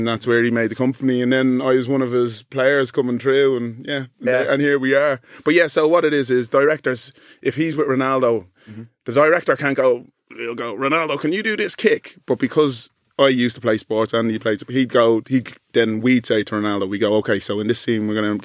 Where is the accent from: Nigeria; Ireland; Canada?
Ireland; Dublin, Leinster; moved away as an adult; now in London, United Kingdom; So my whole life, I grew up in Dublin, black fella.